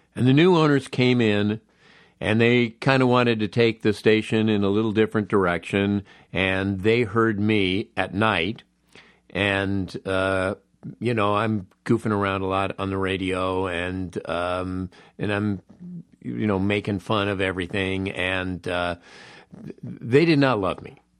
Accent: Los Angeles, California, United States; born and raised in Los Angeles, I have a real nostalgic love of this town.

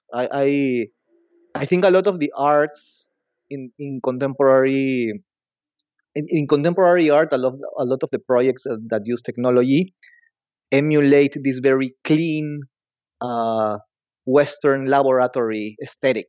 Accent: Lima, Peru; I'm from Lima, Peru.

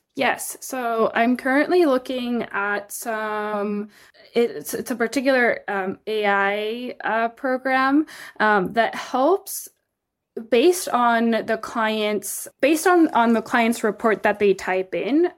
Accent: Mexico City, Mexico; moved away as an adult; also born or lived in Texas, United States; now in United States; I was born in the United States, in Texas, and raised in Mexico City for my whole life. I moved to the U S for the first time when I was eighteen

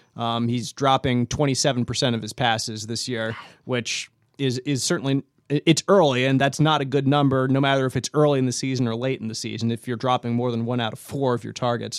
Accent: Philadelphia, Pennsylvania, United States; I grew up in Philadelphia

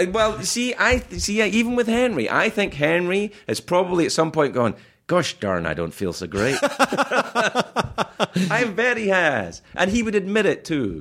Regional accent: Scotland, United Kingdom; moved away

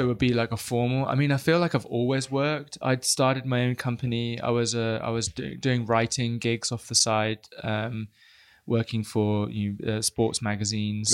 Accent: United Kingdom; I am British

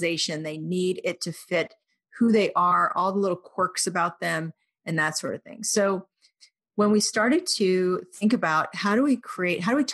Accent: Oklahoma, United States; I grew up in Oklahoma

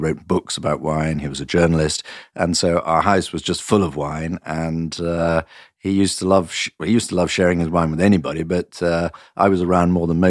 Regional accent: Nottingham, East Midlands, United Kingdom; moved away as an adult; also born or lived in Portugal / France; No, I was born in Nottingham in England, and I was educated and brought up in England. But for the last 23 years, I've been living outside England, in Portugal and in France

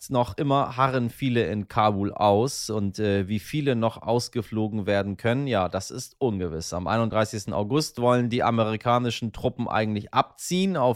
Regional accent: Iran; now in Germany; Ich, wissen Sie ja, bin Iraner, also aus dem Iran mal hierher gekommen und habe immer noch das Iranische in mir.

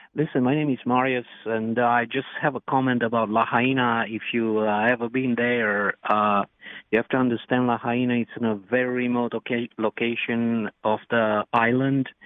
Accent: Romania; now in United States; I was born in Romania

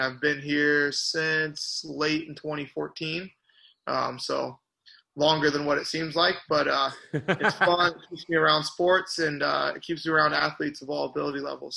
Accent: Washington, Illinois, United States; moved away as an adult; I grew up out just outside of Washington

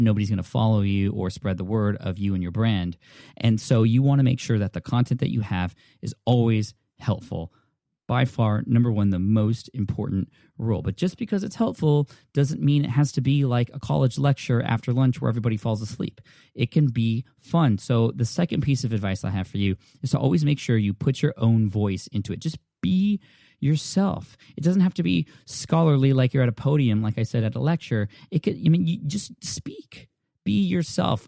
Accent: California, United States; I'm from California

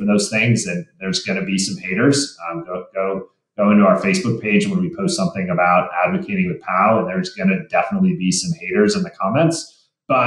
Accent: Michigan, United States; now in Colorado, United States; I grew up in Michigan as well

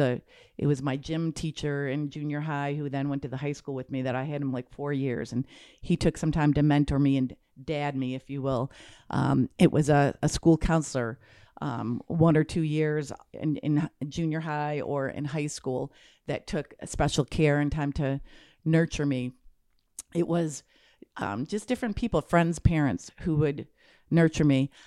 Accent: Michigan, United States; I grew up in Michigan

